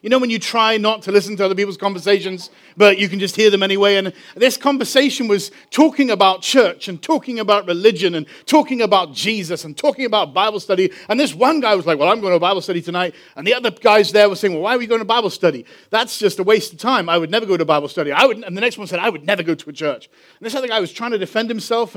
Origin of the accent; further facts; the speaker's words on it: England, United Kingdom; moved away; I'm from England.